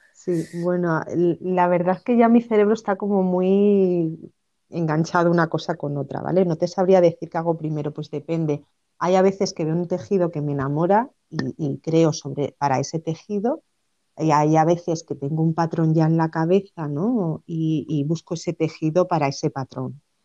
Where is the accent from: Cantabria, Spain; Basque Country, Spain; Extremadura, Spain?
Extremadura, Spain; Cáceres; yo nací en, en Cáceres, en Extremadura y, desde pequeña pues em, vi a mi madre siempre coser